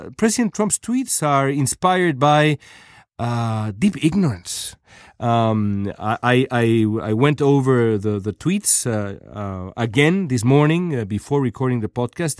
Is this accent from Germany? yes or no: no; Mexico; now in United States; as a Mexican, as a, as a journalist of Mexican origin, I was born in Mexico. I'm a, I'm a Mexican immigrant